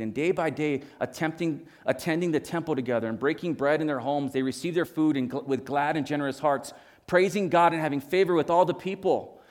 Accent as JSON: {"language": "English", "region": "Hawaii", "country": "United States", "tie": "born or raised there", "moved": "yes", "said": "I, I grew up in Hawaii"}